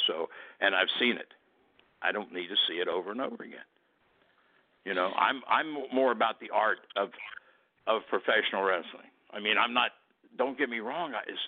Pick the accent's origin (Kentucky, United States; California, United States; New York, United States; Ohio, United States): Ohio, United States; Cincinnati; my hometown is Cincinnati